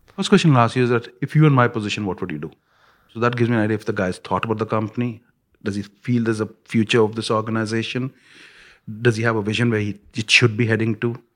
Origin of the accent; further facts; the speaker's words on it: India; when I grew up in India